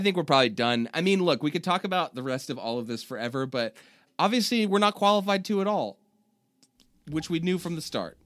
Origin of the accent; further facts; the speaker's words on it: Richmond, California, United States; I grew up in Richmond, California